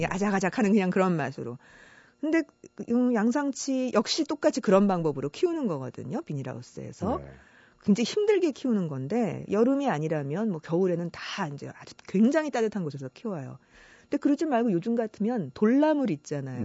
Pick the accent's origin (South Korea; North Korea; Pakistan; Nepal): South Korea; Seoul; born or raised there; moved away as an adult; also born or lived in Icheon, Gyeonggi